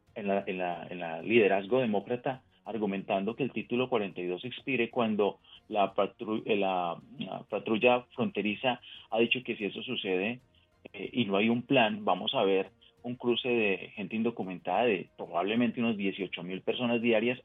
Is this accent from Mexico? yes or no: no; Colombia; now in United States; nací en otro país, nací en Colombia en este caso, y sigo pendiente de lo que pasa en mi país de origen